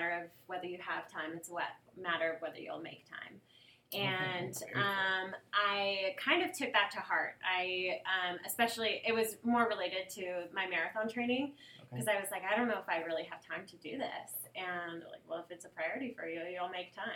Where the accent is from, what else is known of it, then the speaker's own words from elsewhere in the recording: Seattle, Washington, United States; moved away as an adult; now in Las Vegas, United States; I grew up in Seattle.